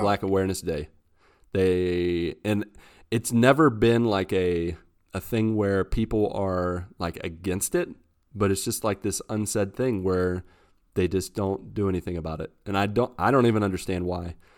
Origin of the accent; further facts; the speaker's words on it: West Virginia, United States; moved away as an adult; I'm from West Virginia